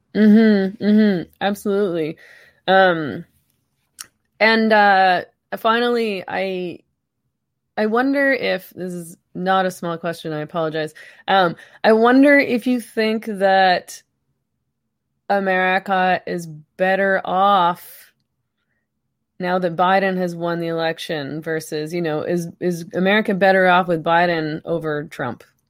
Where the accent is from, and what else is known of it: Canada